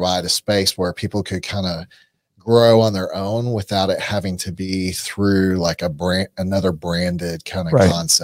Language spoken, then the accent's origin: English; Arlington, Texas, United States; I grew up in Arlington